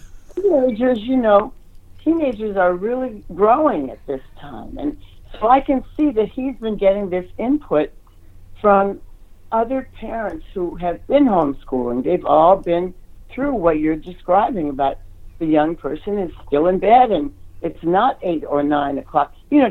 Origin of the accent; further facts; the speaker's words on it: Ohio, United States; also born or lived in New York; And I grew up in Ohio. I lived many years in New York.